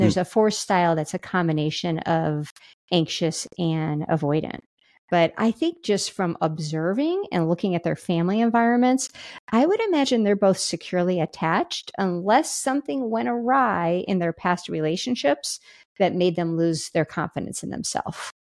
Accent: Kansas City, Missouri, United States; we're from Kansas City.

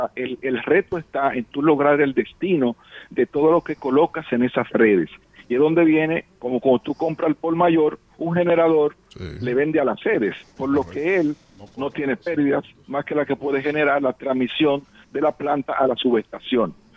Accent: Dominican Republic; un dominicano que siente

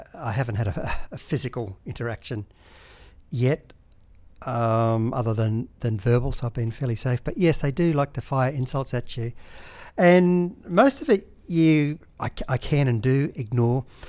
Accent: Brisbane, Queensland, Australia; moved away as an adult; now in Sydney, Australia; Brisbane, that's my home. I was born in North Queensland, but was only there for uh, 18 months or something. But Brisbane's my home.

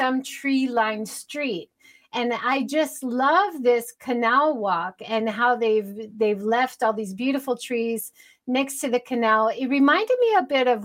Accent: Hawaii, United States; I grew up in Hawaii learning about the Peach Boy Momotaro story

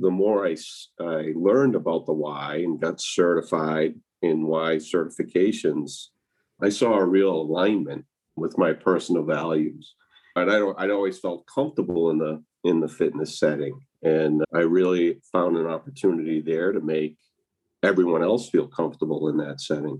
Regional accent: Massachusetts, United States; moved away as an adult; also born or lived in Tucson, Arizona; I grew up in Massachusetts

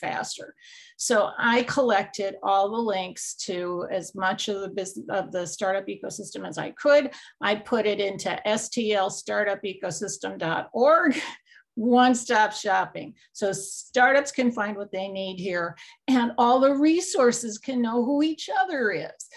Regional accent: New York, United States; I'm originally from New York

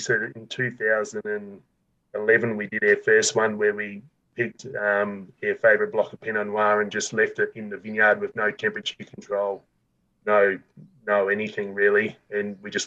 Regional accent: South Australia, Australia; I grew up in South Australia, you know, it's quite hot.

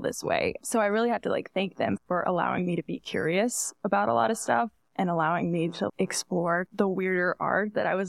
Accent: Buford, Georgia, United States; also born or lived in Atlanta, Georgia / Alabama / Nashville, Tennessee; I grew up there

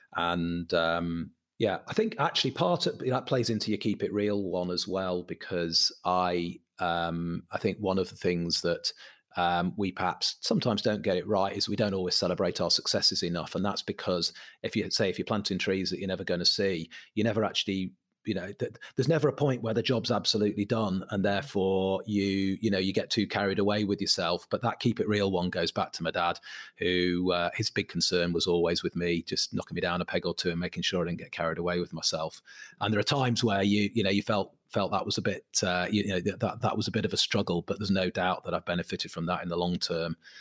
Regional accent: Manchester, North West England, United Kingdom; I'm from Manchester

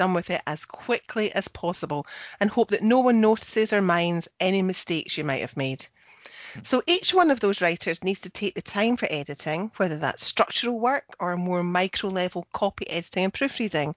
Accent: Scotland, United Kingdom; I'm the Scottish one

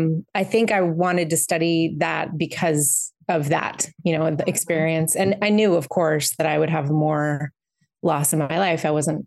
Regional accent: Western Massachusetts, United States; I grew up in Massachusetts, in Western Mass.

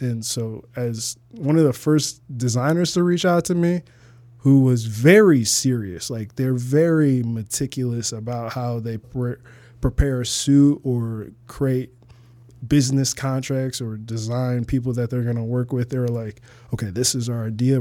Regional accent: Toledo, Ohio, United States; moved away as an adult; also born or lived in Arizona / Uganda (parents); now in Chicago, United States; I lived twenty-one years in Toledo, Ohio

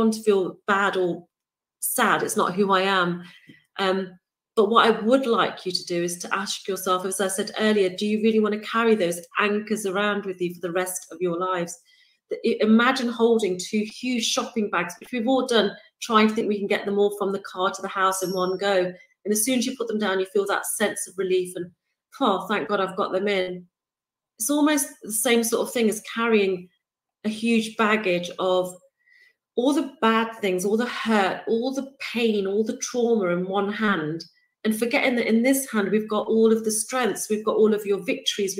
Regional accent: United Kingdom; I'm born and raised in the United Kingdom, if my accent hasn't given it away

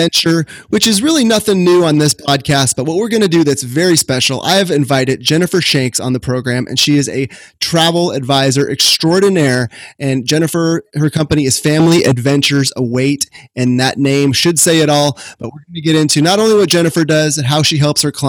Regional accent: Sacramento, California, United States; my hometown of Sacramento, California

